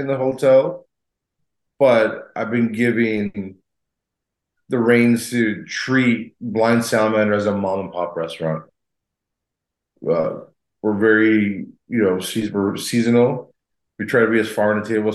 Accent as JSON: {"language": "English", "town": "El Paso", "region": "Texas", "country": "United States", "tie": "born or raised there", "also_born_or_lived": "San Francisco, California", "moved": "as an adult", "lives_now": "Austin, United States", "said": "Born and raised in El Paso, Texas."}